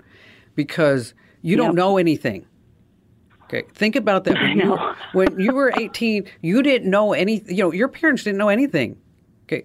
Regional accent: New Jersey, United States; I'm from New Jersey, so I say dwa

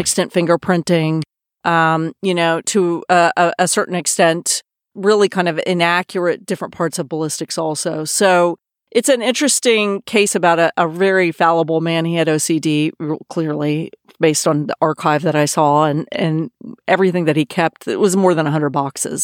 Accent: Austin, Texas, United States; moved away as an adult; also born or lived in New York / San Francisco / Los Angeles / London; I grew up in Austin, Texas, where I am now

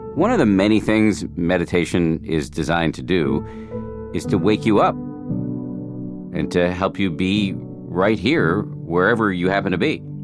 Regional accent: Boston, Massachusetts, United States; moved away; I grew up in Boston and my parents are still there

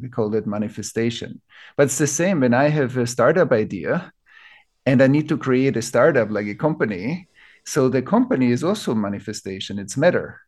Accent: Vienna, Austria; I grew up in Vienna.

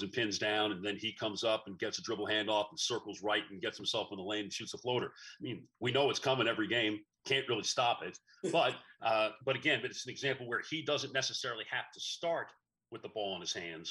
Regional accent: New York, United States; moved away as an adult; also born or lived in Texas; now in Dallas, United States; I came from New York. We know nothing about high school football in New York. So it was an education for me coming to Texas

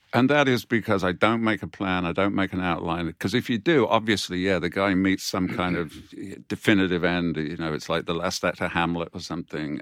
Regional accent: United Kingdom; we as British authors

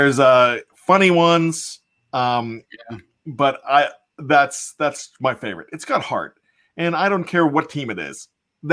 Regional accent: Johnstown, Pennsylvania, United States; it was filmed in my hometown

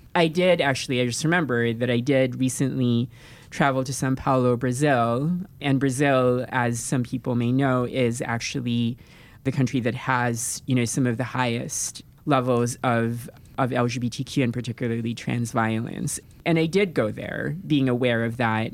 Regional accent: Philippines; moved away; I come from the Philippines

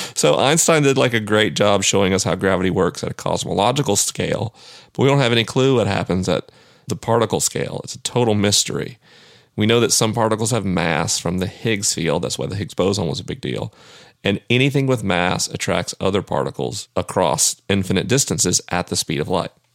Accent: the American South, United States; I'm a Southerner.

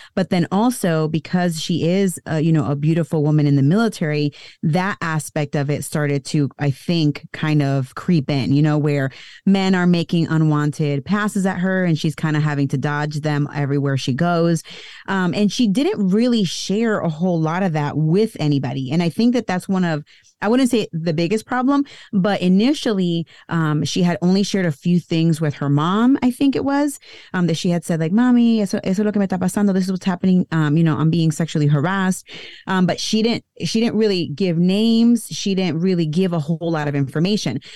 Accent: United States; I was born here in the U S

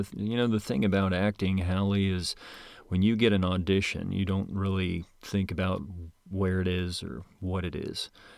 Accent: Moline, Illinois, United States; Well, grew up in Moline, Illinois.

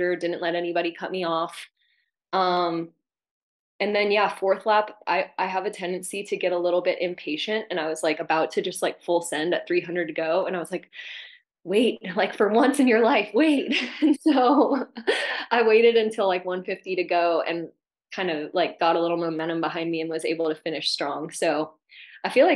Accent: Mississippi, United States; moved away as an adult; also born or lived in Florida; I grew up in Mississippi and went to the University of Florida

